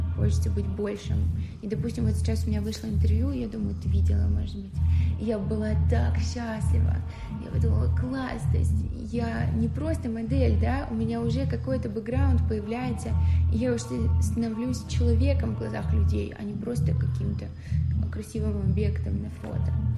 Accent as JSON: {"language": "Russian", "town": "Tula", "region": "Tula Oblast", "country": "Russia", "moved": "yes", "said": "я из Тулы"}